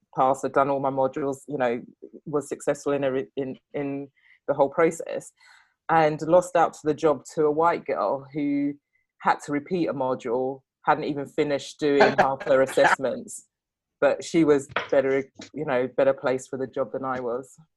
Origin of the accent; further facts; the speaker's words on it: England, United Kingdom; i was born and raised in england